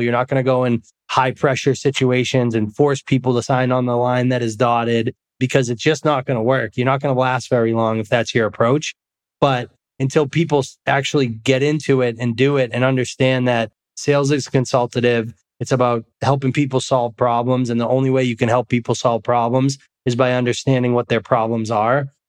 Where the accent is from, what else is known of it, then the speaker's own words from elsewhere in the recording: Massachusetts, United States; moved away; also born or lived in Scottsdale, Arizona; a kid like me growing up in Massachusetts